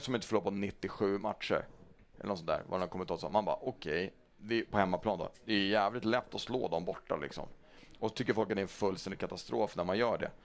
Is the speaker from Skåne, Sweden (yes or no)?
no; Stockholm, Stockholm County, Sweden; jag är Hammarbyare, jag är uppvuxen i Hammarby.